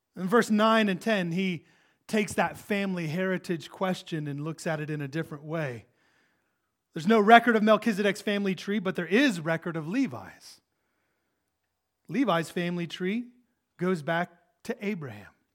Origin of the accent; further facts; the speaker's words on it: United States; We're American.